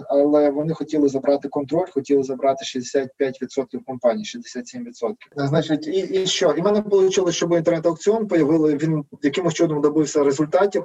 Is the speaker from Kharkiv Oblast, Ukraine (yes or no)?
no; Lviv, Lviv Oblast, Ukraine; Я зі Львова